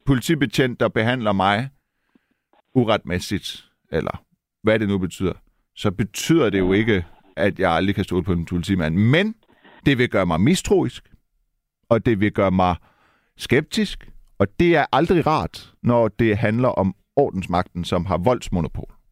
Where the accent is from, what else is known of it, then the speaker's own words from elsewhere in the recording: Silkeborg, Central Denmark Region, Denmark; Jeg er fra Silkeborg, jeg har været i Randers